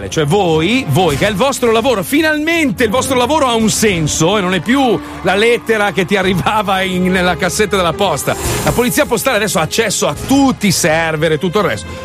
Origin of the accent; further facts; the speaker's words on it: United States; io no, io sono americano.